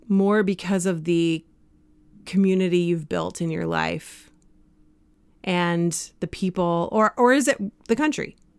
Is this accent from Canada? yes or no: yes; Canada; also born or lived in Springfield, United States; I was from Canada